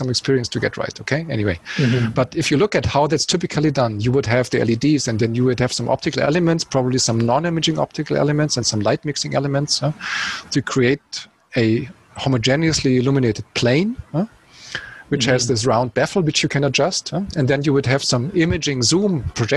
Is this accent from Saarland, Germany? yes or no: no; Munich, Bavaria, Germany; it's my hometown